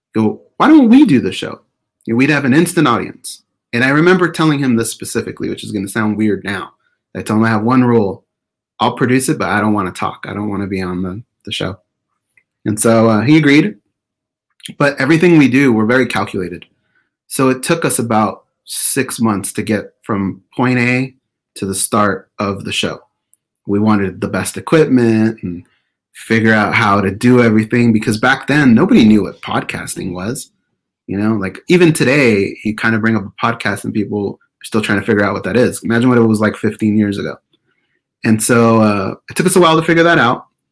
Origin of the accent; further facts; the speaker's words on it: Orange County, California, United States; also born or lived in Perris, California; we were born and raised in Orange County